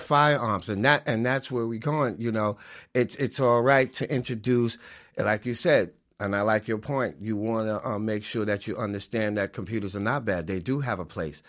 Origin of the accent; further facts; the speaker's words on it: New York City, New York, United States; moved away; also born or lived in Connecticut; I was born and raised in the Bronx